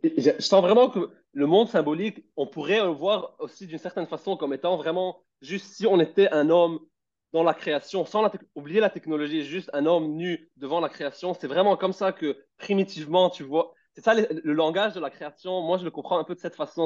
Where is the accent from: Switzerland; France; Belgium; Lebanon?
Lebanon; moved away as an adult; j'étais au Liban et j'ai quitté le Liban pour aller dehors et je vivais seul